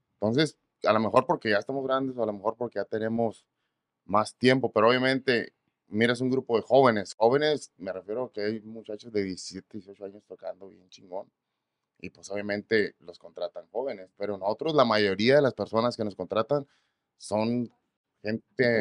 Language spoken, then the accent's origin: Spanish; Ensenada, Baja California, Mexico; moved away as an adult; now in Texas, United States; soy de Baja, Baja California, Ensenada, Baja ah, California